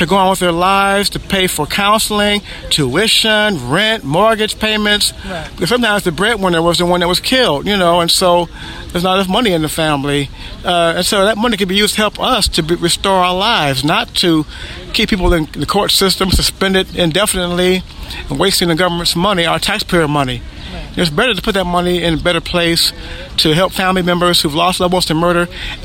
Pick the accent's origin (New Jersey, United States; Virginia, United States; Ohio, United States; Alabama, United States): Ohio, United States; Cleveland; now in Findlay, United States; I'm from Cleveland, Ohio, but I live now in Findlay, Ohio